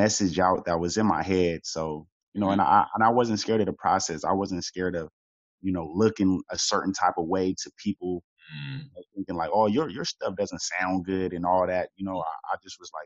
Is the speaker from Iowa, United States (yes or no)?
no; Sacramento, California, United States; I'm from Sacramento, California